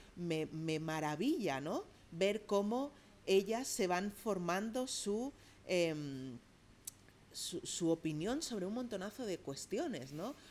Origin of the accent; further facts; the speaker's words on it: Catalonia, Spain; yo crecí en Cataluña, pero yo crecí con una familia andaluza